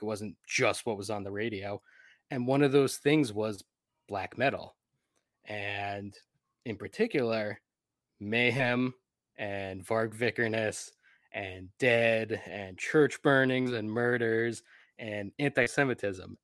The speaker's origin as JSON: {"language": "English", "region": "New Jersey", "country": "United States", "tie": "born or raised there", "said": "I grew up in New Jersey"}